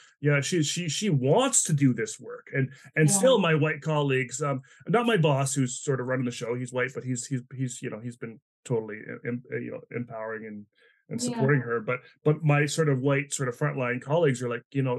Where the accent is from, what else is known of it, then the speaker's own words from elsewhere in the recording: East Coast, Atlantic Canada, Canada; moved away as an adult; also born or lived in Vancouver; I grew up in the East Coast in Atlanta, Canada